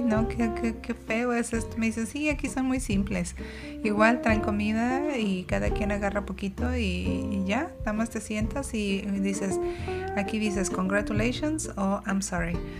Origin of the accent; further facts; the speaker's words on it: Mexico; nosotros como mexicanos